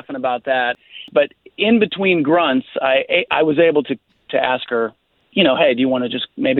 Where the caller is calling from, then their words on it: Winter Park, Florida, United States; I'm calling from Winter Park.